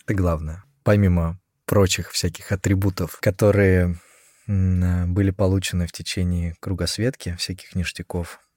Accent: Russia; moved away; оказался в электричке небезызвестной а Москва-Петушки, которая доставила меня а в мой родной город

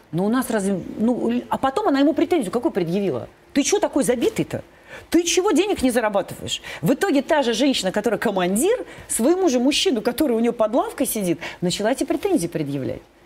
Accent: Kirovsk, Leningrad Oblast, Russia; по улице моего родного города

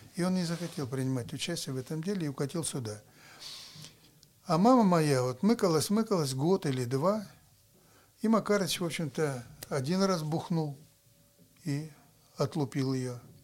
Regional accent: Murmansk, Murmansk Oblast, Russia; Когда я родился, то здесь в Мурманске

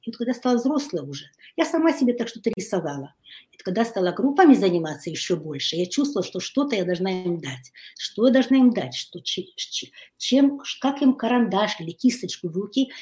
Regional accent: Kyiv, Ukraine; moved away as an adult; now in Hungary; Я родилась в Киеве. Mm-hmm. И, э, училась э, в киевском э, китайском интернате. Я выросла

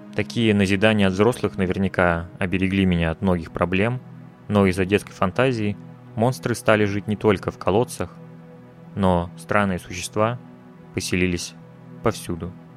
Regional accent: Russia; я родился в России

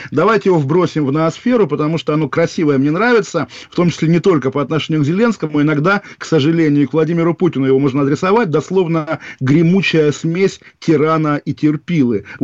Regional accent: Moscow, Russia; я из Москвы.

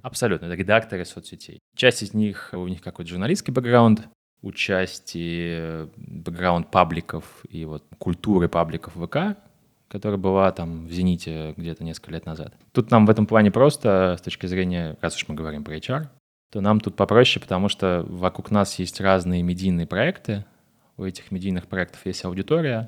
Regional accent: Moscow, Russia; я из Москвы, мне 25 лет.

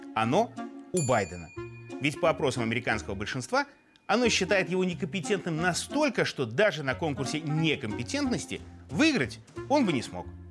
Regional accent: Belarus; мы белорусы

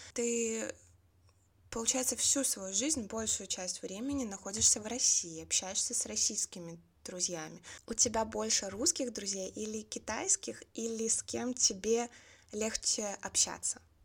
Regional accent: Belarus; я из Беларуси

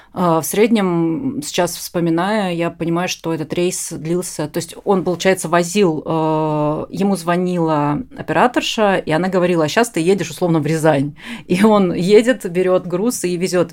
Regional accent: Ust-Ilimsk, Irkutsk Oblast, Russia; я родилась э, в Усть-Илимске Иркутской области

